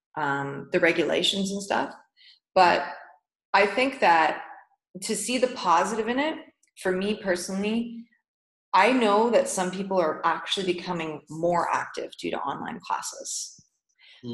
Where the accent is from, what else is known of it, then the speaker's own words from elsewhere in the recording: Canada; moved away as an adult; now in Dubai, United Arab Emirates; Being a Canadian